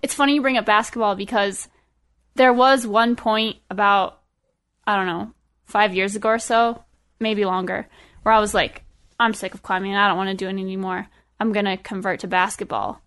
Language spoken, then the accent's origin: English; Estes Park, Colorado, United States; also born or lived in Boulder, Colorado; I grew up in Estes. Um, my family moved there in, when I was in third grade